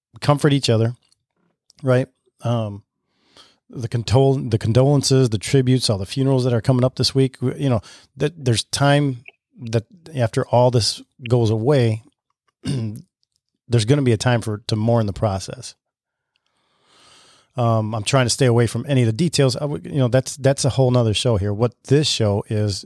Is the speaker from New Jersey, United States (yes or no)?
no; Lake Orion, Michigan, United States; My hometown is Lake Orion, is right next to Oxford